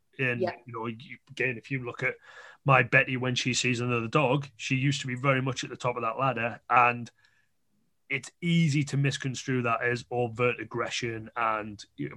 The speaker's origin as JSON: {"language": "English", "area": "the North East", "region": "North East England", "country": "United Kingdom", "said": "I'm from the North East"}